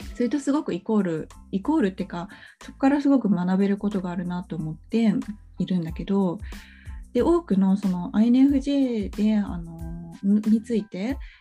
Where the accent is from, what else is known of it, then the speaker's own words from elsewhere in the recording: Japan; also born or lived in abroad (unspecified country); 海外に幼少期住んでたことがあったから日本に来た時にね小学校2年生だった